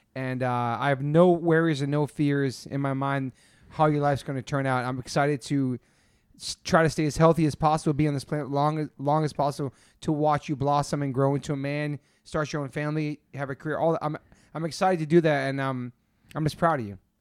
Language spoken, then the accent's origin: English; East Coast, United States; now in California, United States; I'm from the East Coast.